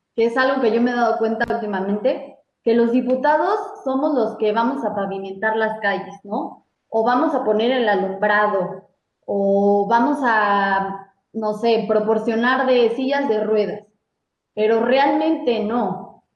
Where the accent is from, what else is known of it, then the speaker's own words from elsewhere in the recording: Mexico; como mexicanos